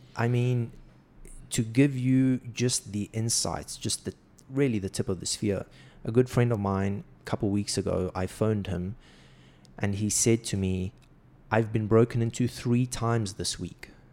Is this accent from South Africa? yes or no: yes; South Africa; moved away as an adult; now in Saudi Arabia; growing up in South Africa